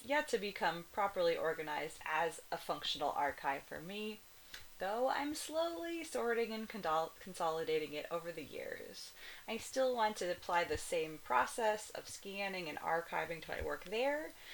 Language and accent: English; Kona, Hawaii, United States; now in Cologne, Germany; the Kona Village Hotel in my hometown